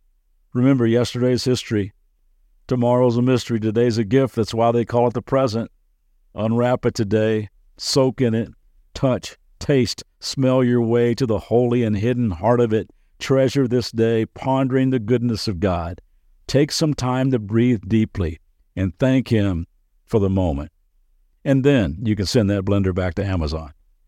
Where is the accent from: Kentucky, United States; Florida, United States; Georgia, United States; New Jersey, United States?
Kentucky, United States; Lexington; I grew up in Lexington, Kentucky, so I'm a big University of Kentucky Wildcat fan